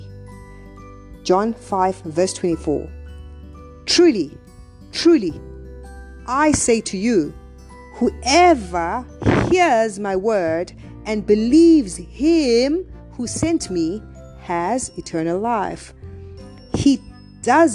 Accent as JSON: {"language": "English", "country": "South Africa", "said": "I come from South Africa"}